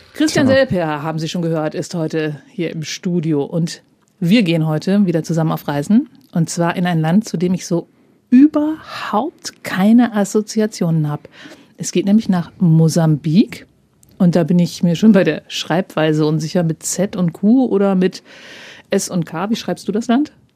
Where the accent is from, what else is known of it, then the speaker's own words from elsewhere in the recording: Germany; ich komme aus der Grenzregion es klingt halt wie der Dialekt, der bei uns gesprochen ah, wird